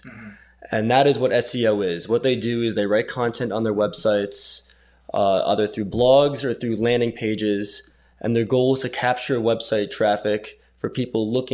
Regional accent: Westchester, New York, United States; I'm from Westchester, New York

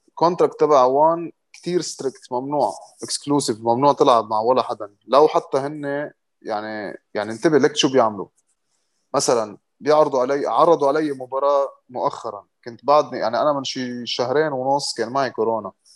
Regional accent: Lebanon; also born or lived in Morocco; كنت انا اول لبناني

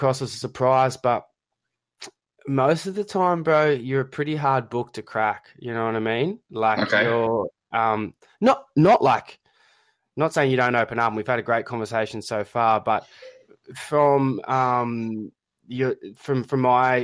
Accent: Australia; accent: Australian; my poor Australian accent

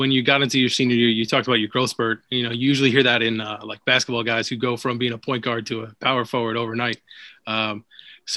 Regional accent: Brooklyn, New York, United States; I grew up in Brooklyn

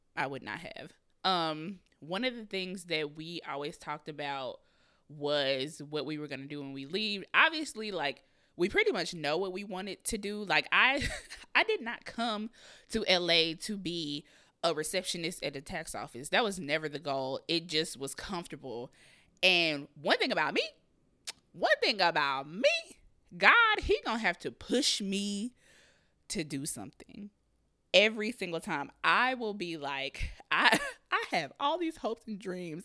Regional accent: Kansas City, Missouri, United States; moved away as an adult; also born or lived in Raytown, Missouri; now in Los Angeles, United States; I'm from Kansas City, Missouri. I moved to Los Angeles, California, um, September of twenty eighteen

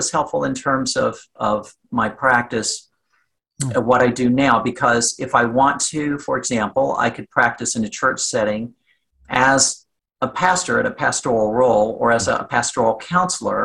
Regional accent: Southwest Virginia, United States; moved away; I was born and raised in Southwest Virginia

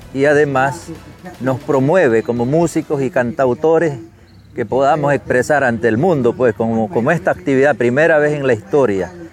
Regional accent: Nicaragua; first language Mayangna; Spanish is a second language; como indígenas que somos este, en Nicaragua

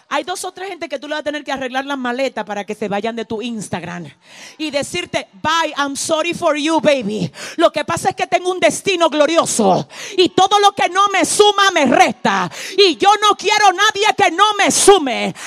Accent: Dominican Republic; mi tierra, República Dominicana. Mi isla, Santo Domingo

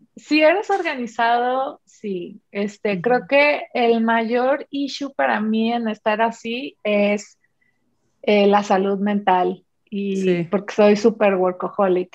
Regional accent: Mexico; soy mexicana

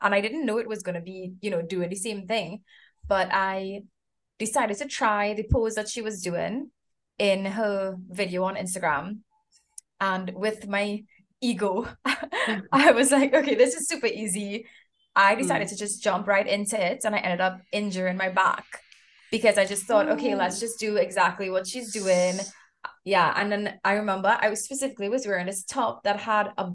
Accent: Trinidad & Tobago; moved away; I'm from Trinidad and Tobago as well

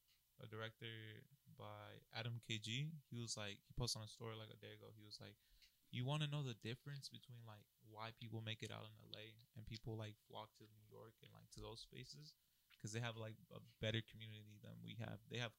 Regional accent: Guadalajara, Jalisco, Mexico; moved away; I'm from Guadalajara, bro. I'm from the city

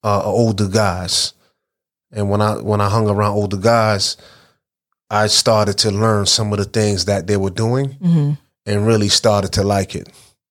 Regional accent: Brooklyn, New York, United States; I'm from Flatbush. I'm from East 31st. I'm from the whole Vanderbilt area. Mm-hmm. And I grew up there, went to school there, PS 269, the main building annex, you know, went to Walt Whitman, went to Erasmus. So I am Flatbush.

